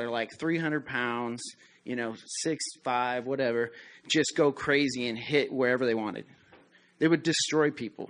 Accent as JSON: {"language": "English", "region": "Colorado", "country": "United States", "tie": "born or raised there", "moved": "yes", "said": "I grew up in Colorado"}